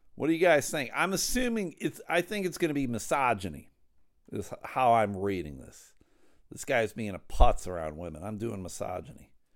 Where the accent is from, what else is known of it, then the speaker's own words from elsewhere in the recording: Buffalo, New York, United States; now in Midland, United States; I grew up in Buffalo